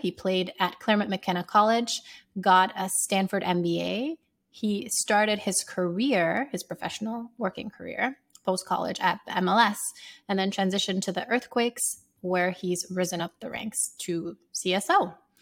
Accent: Sierra Leone; moved away; I grew up in Sierra Leone playing as a striker

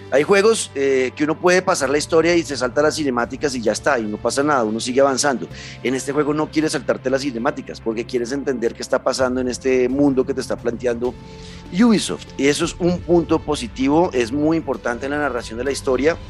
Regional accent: Colombia; yo como colombiano

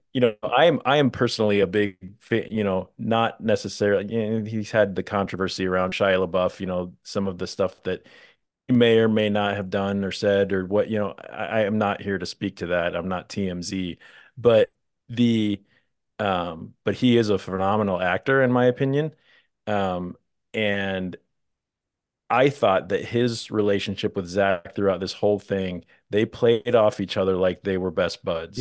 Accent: Midwest, United States; accent: Midwestern; I come from the Midwest

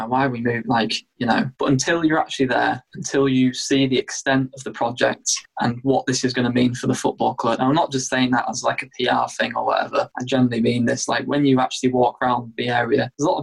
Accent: York, Yorkshire and the Humber, United Kingdom; I'm born and bred in York. I live in the city centre at the moment

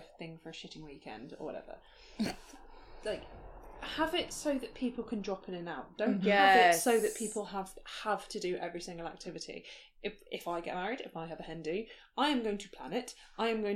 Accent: England, United Kingdom; We're English

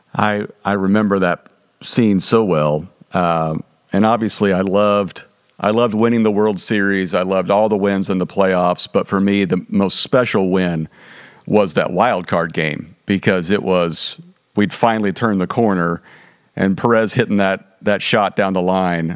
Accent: Wichita, Kansas, United States; when I grew up in Wichita, Kansas, in the '70s and '80s

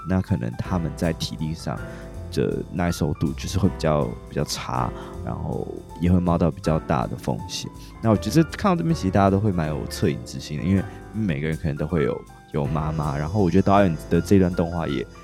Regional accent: Taiwan; 身为台湾人

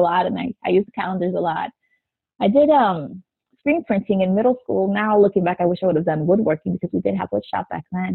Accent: South Florida, United States; I grew up in South Florida, which is still where I live

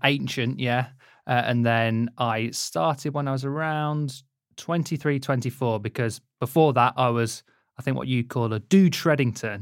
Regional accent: Leicester, East Midlands, United Kingdom; I grew up in Leicester

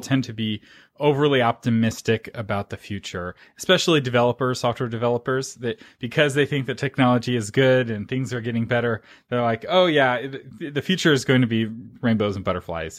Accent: United States; I'm an American

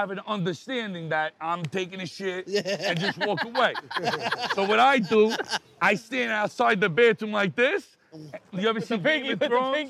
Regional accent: New York City, New York, United States; also born or lived in Queens, New York; But I'm born in Brooklyn. Where we're from in Brooklyn is border Queens.

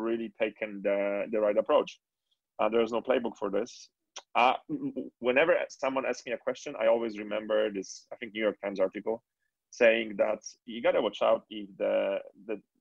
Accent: Poland; moved away; born and raised in Poland

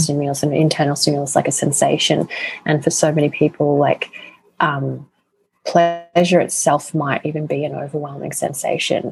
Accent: Australia; accent: Australian; with my Australian accent

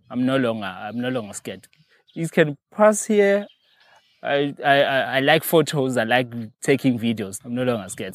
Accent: near Hluhluwe, KwaZulu-Natal, South Africa; also born or lived in Mdugu; I was not born here, but, uh, I grew up at, uh, another place called Otaganeni. It's under the section, uh, around Hluhluwe.

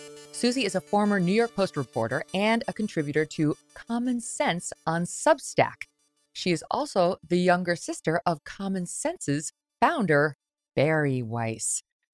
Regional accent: Ireland; I am, because I'm Irish.

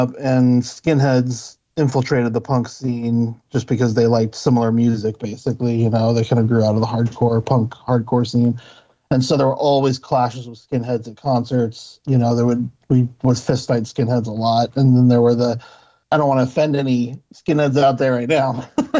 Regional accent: Utah, United States; I kind of grew up all over the place, but I did grow up in Utah for part of my.

